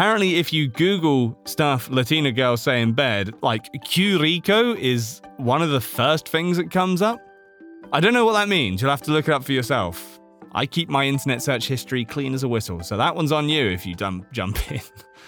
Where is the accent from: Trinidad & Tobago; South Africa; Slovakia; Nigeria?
Slovakia; English is a second language; This happened a long time ago when I was about 12 years old. I'm from Slovakia, where we have this really weird tradition during Easter.